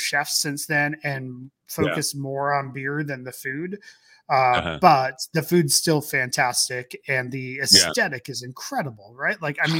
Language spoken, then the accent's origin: English; New York, United States; Where are you visiting from? Like, from New York. And the guys turned next to me like, "You're from New York?" I'm like, "Yeah."